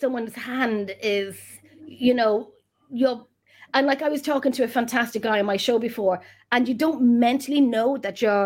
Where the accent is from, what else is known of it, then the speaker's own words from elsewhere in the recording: Ireland; I'm Irish